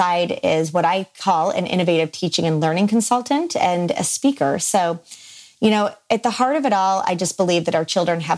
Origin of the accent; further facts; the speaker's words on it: Finger Lakes region of upstate New York, United States; I am born and raised in the Finger Lakes region of upstate New York